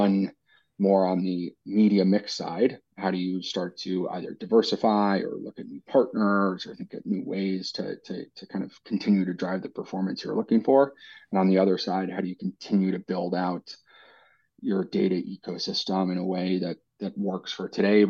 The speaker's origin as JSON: {"language": "English", "country": "United States", "tie": "born or raised there", "also_born_or_lived": "New York", "moved": "as an adult", "lives_now": "London, United Kingdom", "said": "I grew up in the States."}